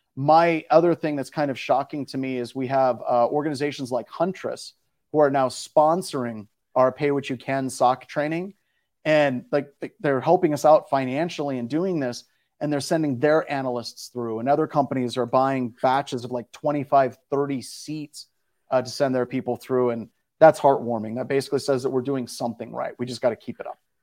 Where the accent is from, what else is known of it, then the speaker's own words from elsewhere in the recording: Midwest, United States; I grew up in the Midwest.